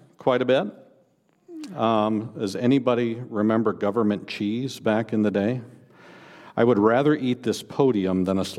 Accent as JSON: {"language": "English", "region": "Iowa", "country": "United States", "tie": "born or raised there", "said": "I grew up in Northeast Iowa. People often ask me where I grew up, and I respond, I grew up in Northeast Iowa."}